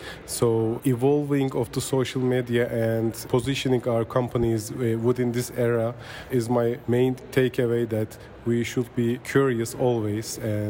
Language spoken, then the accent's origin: English; Turkey; I'm from Turkey